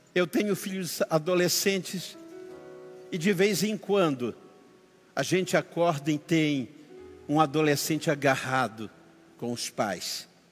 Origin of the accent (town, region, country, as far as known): Amapá, Brazil